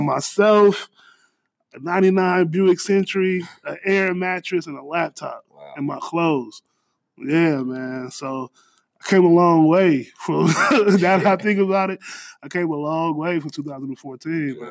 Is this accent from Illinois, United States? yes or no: yes; Danville, Illinois, United States; moved away as an adult; also born or lived in Chicago, Illinois; now in Houston, United States; born born and raised in Danville, moved to Chicago